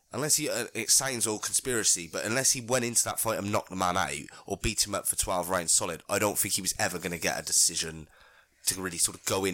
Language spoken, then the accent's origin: English; Gloucester, South West England, United Kingdom; we're from Gloucester